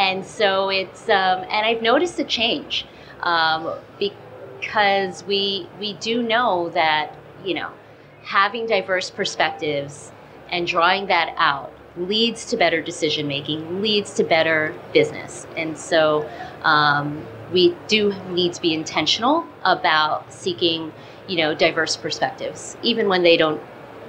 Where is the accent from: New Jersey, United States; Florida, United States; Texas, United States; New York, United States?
New Jersey, United States; Because I grew up in Jersey.